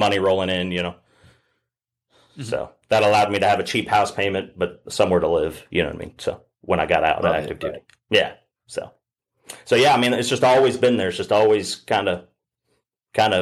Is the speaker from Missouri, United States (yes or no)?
yes; Southwest Missouri, United States; moved away as an adult; I grew up in Southwest Missouri